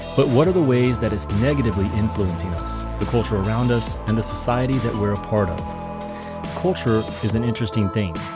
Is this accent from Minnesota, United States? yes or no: no; Kentucky, United States; I'm, I'm from Kentucky